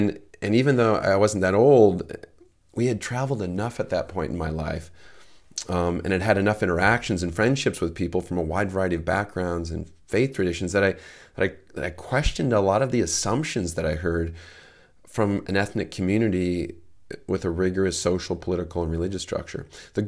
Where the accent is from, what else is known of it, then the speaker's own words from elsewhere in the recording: Baltimore, Maryland, United States; also born or lived in Detroit; I was born in Detroit when my dad was in medical school. We didn't have a lot of money when I was a kid. We lived in Baltimore, so he was in medical school in Detroit